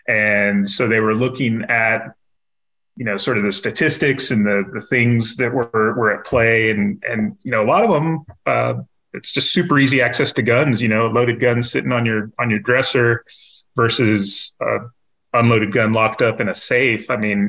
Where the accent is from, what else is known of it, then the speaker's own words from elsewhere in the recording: near Vandenberg Air Force Base, Central California, United States; moved away as an adult; now in San Antonio, United States; So I grew up near an Air Force base called Vandenberg Air Force Base, in Central California by Santa Barbara.